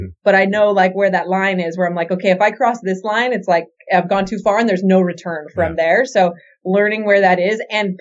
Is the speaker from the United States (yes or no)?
yes; Utah, United States; moved away; I grew up in Utah, so a lot of people there are hunters.